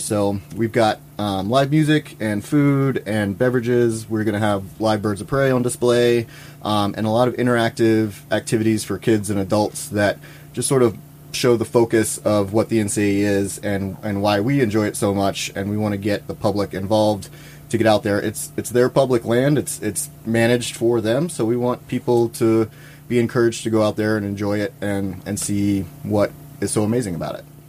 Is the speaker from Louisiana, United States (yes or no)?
yes; Louisiana, United States; moved away as an adult; also born or lived in California; now in Idaho, United States; I grew up in Louisiana um, and went to school down there.